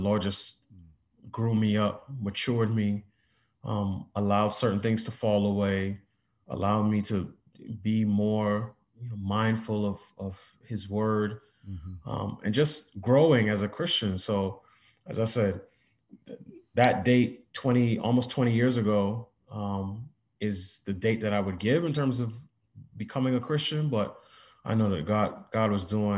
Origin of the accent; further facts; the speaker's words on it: New York City, New York, United States; moved away as an adult; also born or lived in Pittsburgh; I grew up in New York City, in Queens